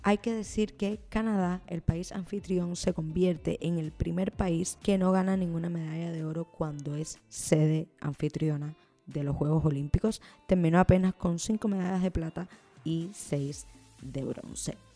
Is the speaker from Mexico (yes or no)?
no; Cuba